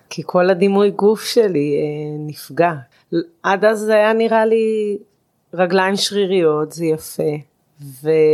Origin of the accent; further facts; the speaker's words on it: Israel; אני גדלתי בקיבוץ והחברה היא מאוד מצומצמת